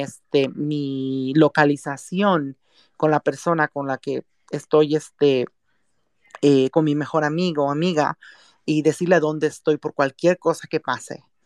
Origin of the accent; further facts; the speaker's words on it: Mexico; now in San Francisco, United States; soy mexicana